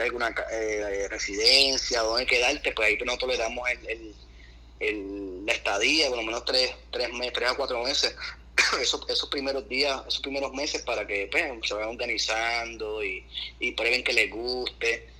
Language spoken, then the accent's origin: Spanish; Puerto Rico; now in Miami, United States; nuestra cultura, nuestros abuelos de campo